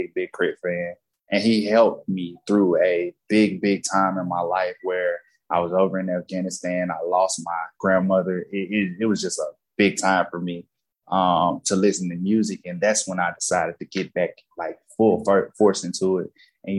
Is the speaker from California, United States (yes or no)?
no; Jackson, Mississippi, United States; now in Los Angeles, United States; I'm from Jackson, Mississippi.